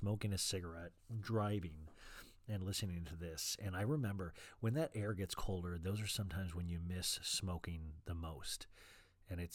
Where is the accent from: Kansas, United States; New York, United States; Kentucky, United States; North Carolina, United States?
Kansas, United States; also born or lived in Arizona; now in Los Angeles, United States; I grew up in Kansas where it got super cold